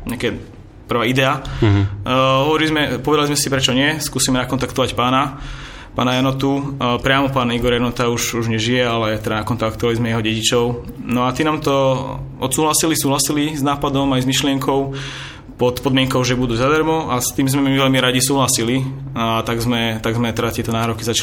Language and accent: Slovak; Bratislava, Bratislava Region, Slovakia; som z Bratislavy